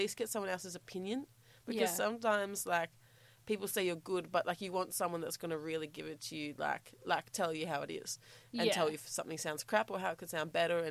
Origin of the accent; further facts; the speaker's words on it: Selby, Victoria, Australia; I'm from Selby, so that's in Victoria. It's about an hour and a bit out of the city.